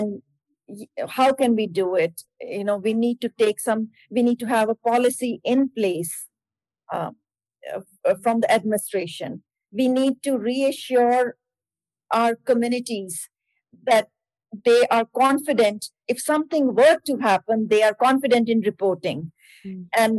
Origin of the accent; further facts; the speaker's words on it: India; now in Erie, United States; my parents, yes, they originally from India